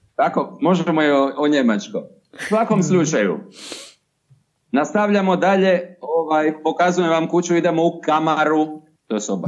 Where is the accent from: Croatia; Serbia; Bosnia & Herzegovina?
Croatia; between Zadar and Šibenik, Dalmatia; accent: southern Chakavian (Dalmatian); po mome naglasku smještam između Zadra i Šibenika